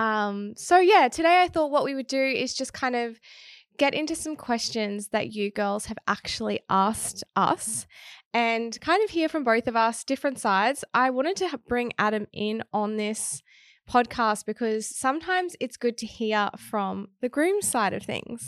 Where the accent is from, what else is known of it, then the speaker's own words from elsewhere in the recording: Townsville, Queensland, Australia; moved away; I'm originally from Townsville, which is in Queensland